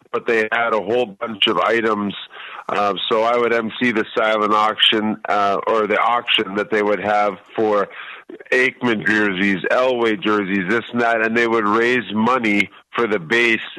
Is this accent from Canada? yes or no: yes; Canada; Um, I came from Canada, and we're all in one place at one time